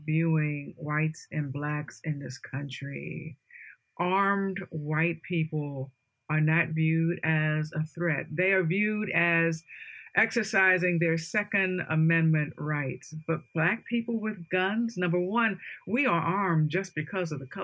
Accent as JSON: {"language": "English", "town": "Washington", "region": "District of Columbia", "country": "United States", "tie": "born or raised there", "said": "the storming of the Capitol building. That's in my hometown"}